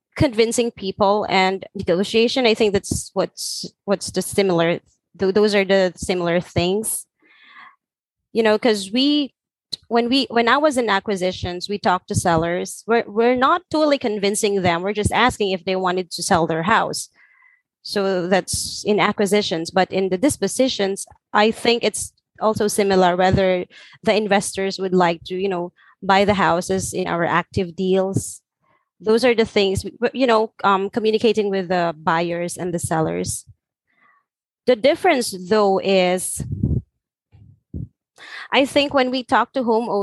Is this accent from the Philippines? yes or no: yes; Philippines; I'm from Philippines